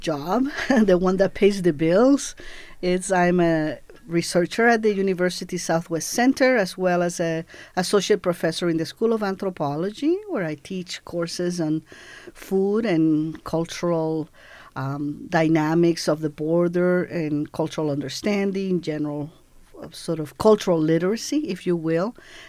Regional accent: Cuba; born there; And my father returned to Cuba because the revolution had won. And that's why I was born in Cuba in 1961.

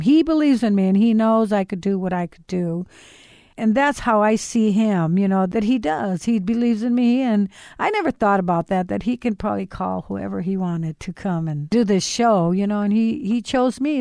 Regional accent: Los Angeles, California, United States; my life growing up in East Los Angeles.

